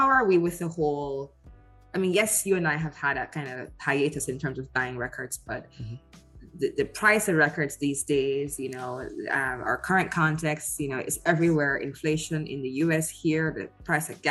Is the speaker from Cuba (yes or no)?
no; Jamaica; also born or lived in United Kingdom; I'm Jamaican